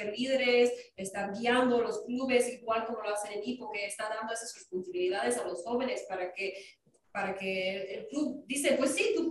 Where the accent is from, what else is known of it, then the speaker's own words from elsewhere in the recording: Wisconsin, United States; Spanish is a second language; moved away as an adult; now in Washington, D.C., United States; ah, yo soy originalmente de Wisconsin